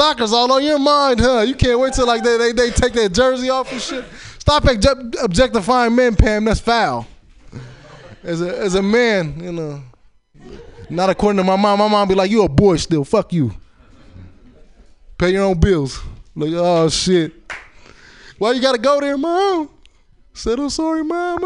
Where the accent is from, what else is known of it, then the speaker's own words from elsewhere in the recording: Chicago, Illinois, United States; I was born in Chicago